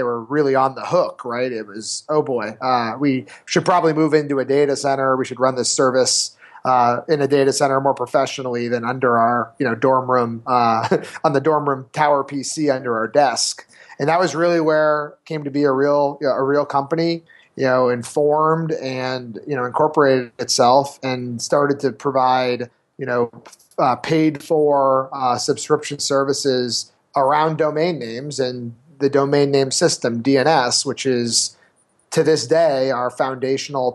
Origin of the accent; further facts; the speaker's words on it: New Hampshire, United States; moved away; also born or lived in California; I was from New Hampshire, but I was actually living in California, working for my former SaaS startup